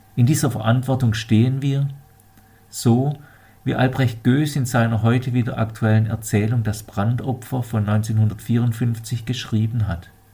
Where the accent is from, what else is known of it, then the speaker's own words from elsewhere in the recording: Germany; bei uns in Deutschland